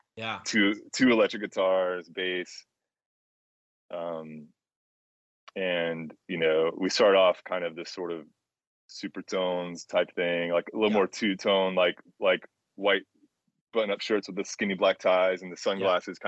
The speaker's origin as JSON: {"language": "English", "town": "Jacksonville", "region": "Florida", "country": "United States", "tie": "born or raised there", "said": "I'm from Jacksonville"}